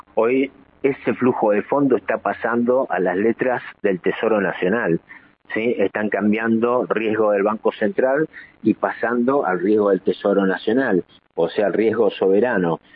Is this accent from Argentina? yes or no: yes; Argentina; usamos todos los argentinos